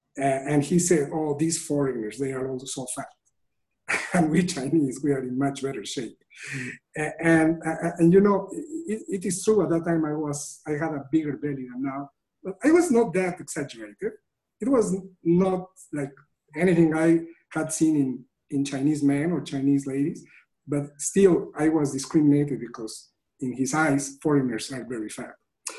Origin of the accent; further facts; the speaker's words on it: Mexico; English is a second language; moved away; we Mexicans